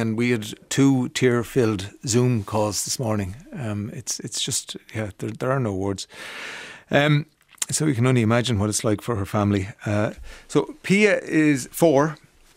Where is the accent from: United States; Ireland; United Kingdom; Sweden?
Ireland; as Irish people